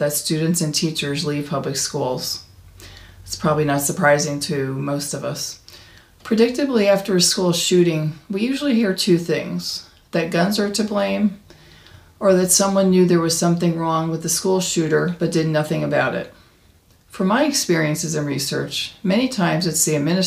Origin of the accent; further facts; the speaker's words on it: Arizona, United States; my home state of Arizona